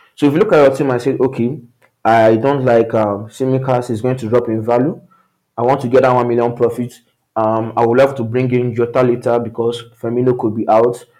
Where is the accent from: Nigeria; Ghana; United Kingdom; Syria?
Nigeria; I come from Nigeria